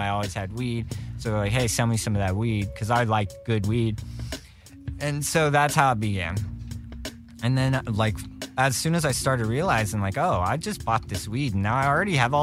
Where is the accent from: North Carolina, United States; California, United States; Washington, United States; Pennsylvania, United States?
California, United States; Los Angeles; I grew up here in the Valley